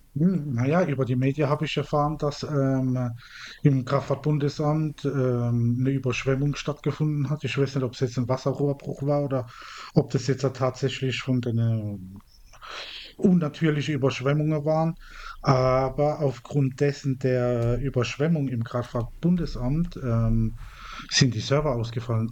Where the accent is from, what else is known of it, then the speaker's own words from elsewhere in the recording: Mannheim, Baden-Württemberg, Germany; meine Heimatstadt, wo ich auch herkomme